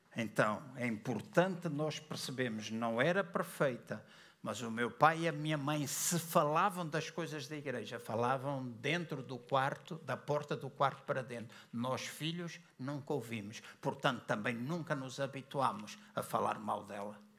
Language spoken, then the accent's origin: Portuguese; Luanda, Luanda Province, Angola; na igreja onde eu cresci, Assembleia de Deus em Luanda